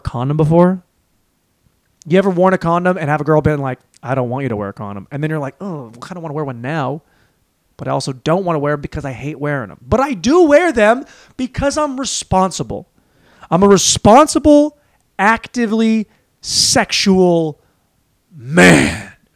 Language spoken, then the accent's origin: English; Washington, United States; moved away as an adult; also born or lived in Los Angeles; now in Austin, United States; we are from Washington State, went to Washington State